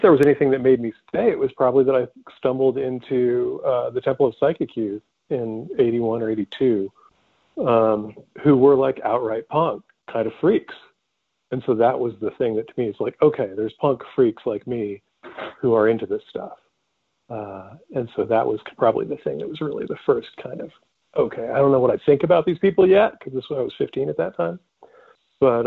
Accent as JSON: {"language": "English", "area": "Contra Costa County, East Bay of San Francisco", "region": "California", "country": "United States", "tie": "born or raised there", "said": "I grew up in Contra Costa County in the, you know, East Bay of San Francisco"}